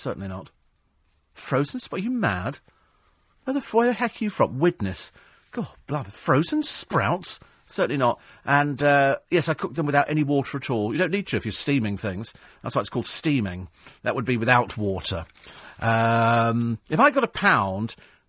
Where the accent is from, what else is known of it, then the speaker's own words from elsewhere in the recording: United Kingdom; people love coming here anyway because we're quaint. We're British.